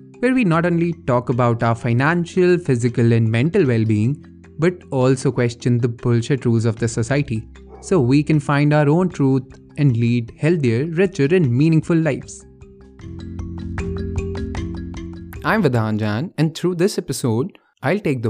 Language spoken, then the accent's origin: English; Bhopal, Madhya Pradesh, India; moved away as an adult; now in Delhi, India; I came to Bhopal, my hometown